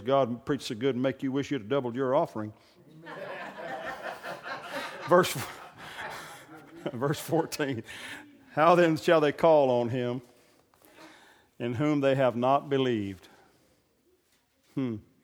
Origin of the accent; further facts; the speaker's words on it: Oklahoma, United States; I'm from Oklahoma